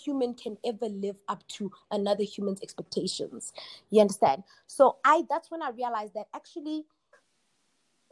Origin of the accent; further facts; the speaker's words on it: Kagiso, Gauteng, South Africa; moved away as an adult; also born or lived in Rustenburg, North West, South Africa / United States; I was born in Rustenburg. I was raised in Kagiso.